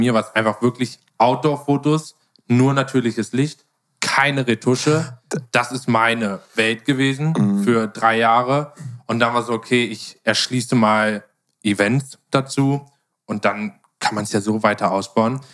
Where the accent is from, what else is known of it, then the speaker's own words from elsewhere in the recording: Germany; ich als Deutscher